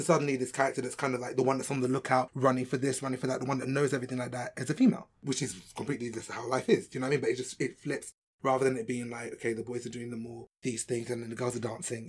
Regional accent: London, United Kingdom; I'm from London

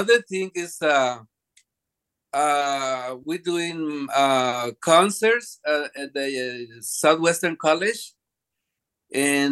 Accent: Mexico; English is a second language; now in United States; I went to my house in Mexico

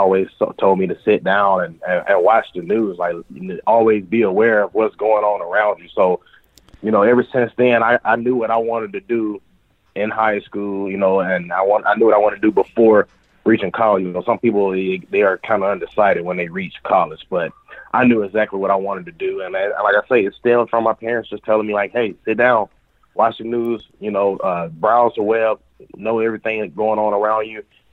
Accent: Birmingham, Alabama, United States; now in Dothan, United States; I grew up in Birmingham, so I watched all of the channels up there

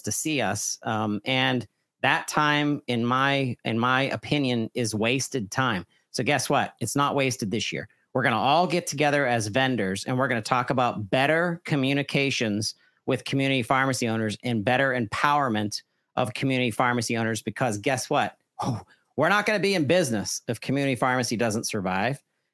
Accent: Pittsburgh, Pennsylvania, United States; now in Brownsville, United States; I'm a transplant from North Pittsburgh

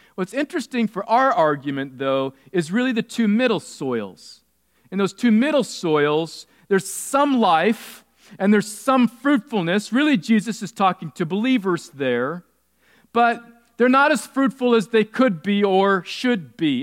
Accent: California, United States; I grew up in California

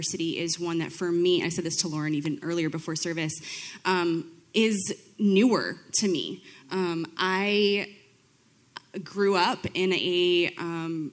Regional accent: Belvidere, Illinois, United States; I've lived here my whole life. I grew up in Belvedere

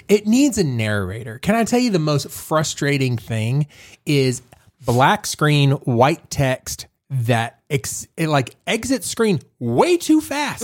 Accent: Fort Worth, Texas, United States; I'm from Fort Worth

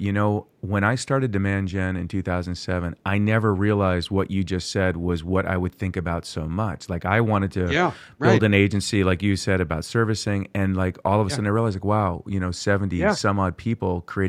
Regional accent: Port Washington, New York, United States; I was born in Port Washington.

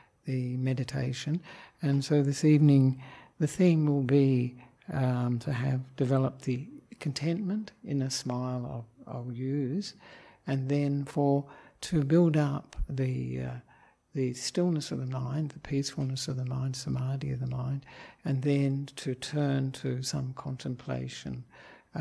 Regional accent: Australia; moved away as an adult; now in Sri Lanka; I am an Australian monk who ordained with Ajahn Brahm in Perth in 1998

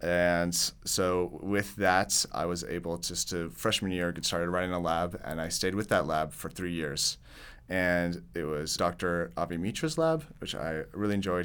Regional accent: Tulsa, Oklahoma, United States; I'm from Tulsa, Oklahoma.

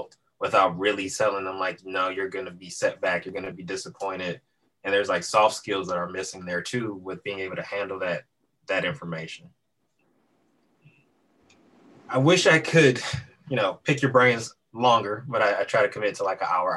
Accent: Detroit, Michigan, United States; as a Detroiter

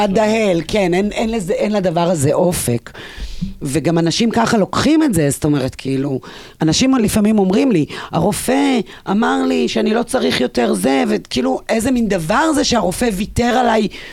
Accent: Ein Gedi, Southern District, Israel; אני גדלתי בים המלח

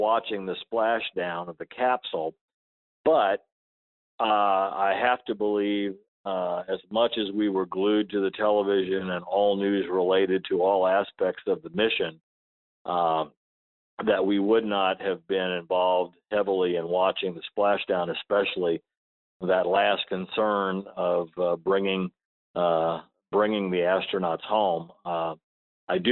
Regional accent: Chamois, Missouri, United States; My hometown was in was Chamois, Missouri, in Osage County, Missouri. We grew up on a farm out in the country

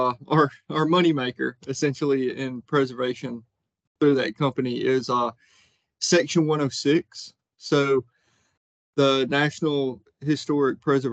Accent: Edgefield, South Carolina, United States; also born or lived in Athens, Georgia; I grew up in Edgefield, South Carolina, on a dairy farm outside of Edgefield

